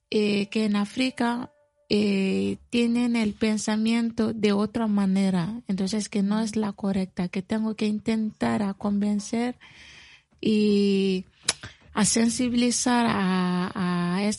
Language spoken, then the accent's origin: Spanish; Mali; Spanish is a second language; now in Spain; soy de Mali